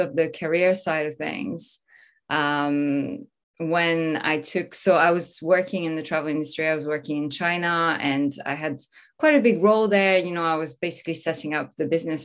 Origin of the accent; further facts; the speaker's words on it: Normandy, France; moved away; also born or lived in Paris; I'm originally from France. I was born in Paris, raised in Normandy, in the countryside, a small town.